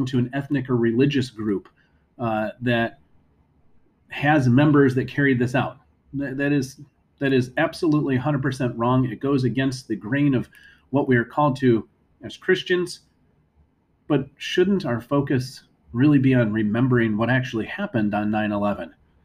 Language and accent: English; United States; as Americans